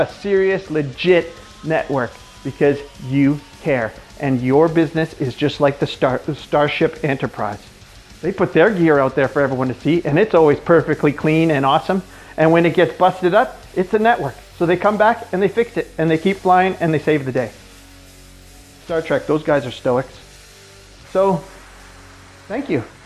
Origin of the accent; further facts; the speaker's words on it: the Kootenays, British Columbia, Canada; I'm from the Kootenays